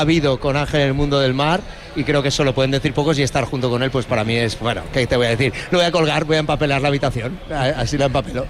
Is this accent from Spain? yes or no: yes; Mallorca, Balearic Islands, Spain; also born or lived in Valencia; yo como valenciano pero criado en Mallorca